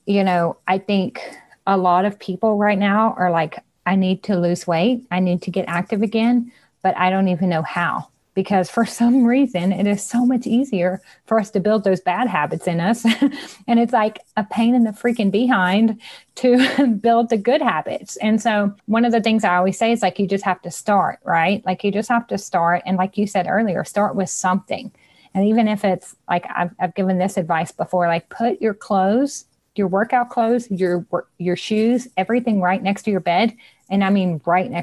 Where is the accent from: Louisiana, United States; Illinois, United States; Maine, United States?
Louisiana, United States; I'm from Louisiana